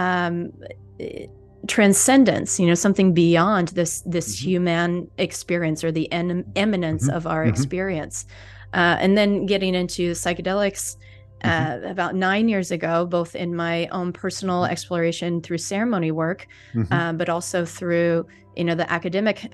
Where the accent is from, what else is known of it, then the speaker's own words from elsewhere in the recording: St. Louis, Missouri, United States; moved away; originally I'm from St. Louis, Missouri. So I've got the Midwestern background